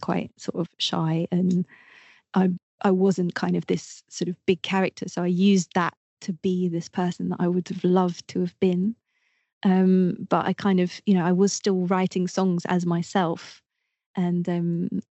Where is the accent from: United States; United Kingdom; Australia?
United Kingdom; Twickenham, London; I'm from London. I'm from just outside London, Twickenham.